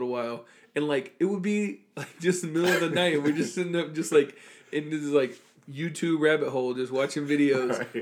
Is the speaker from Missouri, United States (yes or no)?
no; South Florida, United States; being from, like I say, like, South Florida and growing up around the Bucks